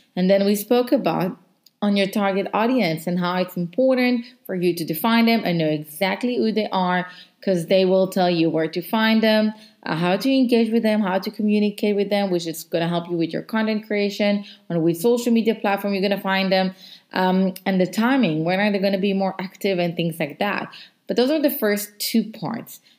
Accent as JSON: {"language": "English", "country": "Israel", "second_language": "English", "moved": "as an adult", "lives_now": "South Africa", "said": "I'm from Israel. I relocated to South Africa because of my job."}